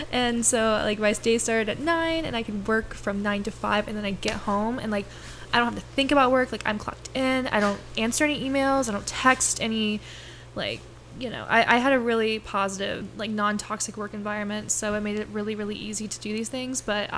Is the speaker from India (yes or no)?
no; Okeechobee, Florida, United States; My hometown.